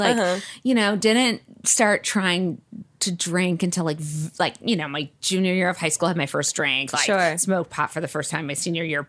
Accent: Detroit, Michigan, United States; I grew up right outside of Detroit, and it was an incredibly diverse area where I grew up. And then for midway through middle school, we moved to this very cushy white, you know, Christian

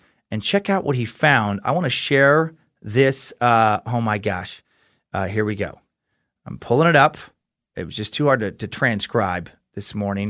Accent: Wichita, Kansas, United States; Just listened to your podcast about BTK, and I'm from Wichita.

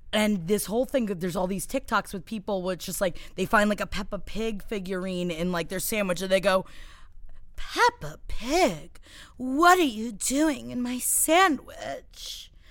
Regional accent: New York City, New York, United States; I'm Italian from Queens

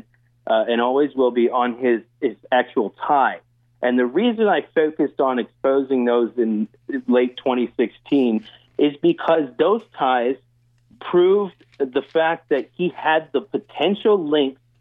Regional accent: United States; as an American

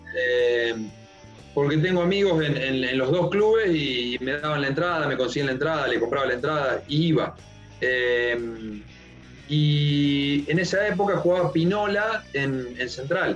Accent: Las Parejas, Santa Fe, Argentina; yo soy de Las Parejas

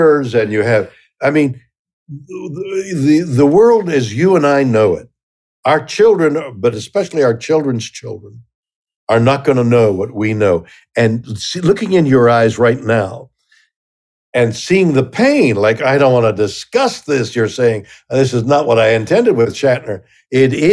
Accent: Canada; I'm Canadian

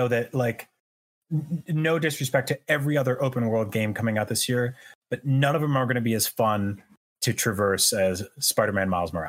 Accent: New York City, New York, United States; I grew up like around New York City. I lived in New York City for several years.

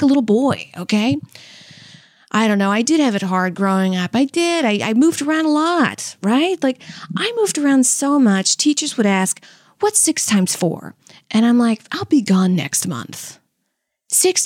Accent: Louisiana, United States; I was from Louisiana

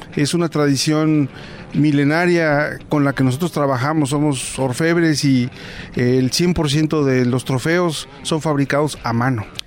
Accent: San Juan Teotihuacán, State of Mexico, Mexico; Soy de San Juan Teotihuacán.

